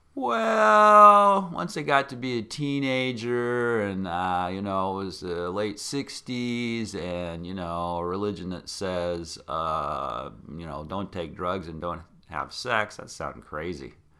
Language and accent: English; Yakima, Washington, United States; I grew up in Yakima, Washington